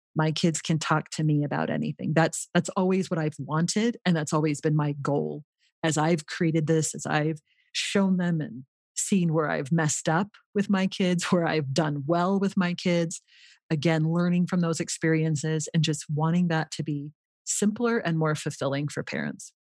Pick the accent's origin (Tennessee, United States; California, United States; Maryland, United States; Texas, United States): California, United States; Los Angeles; moved away as an adult; also born or lived in Utah; now in Rio Rancho, United States; I grew up in the Los Angeles area in California